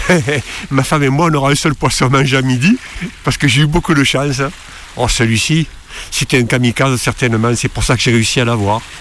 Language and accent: French; Marseille, Provence-Alpes-Côte d'Azur, France; moved away as an adult; J'ai quitté Marseille euh, il y en 1960, quand je suis venu en Bretagne faire l'armée.